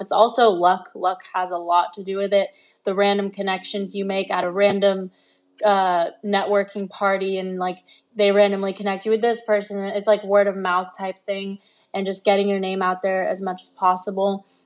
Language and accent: English; Los Angeles, California, United States; also born or lived in London; I moved to L A when I was six years old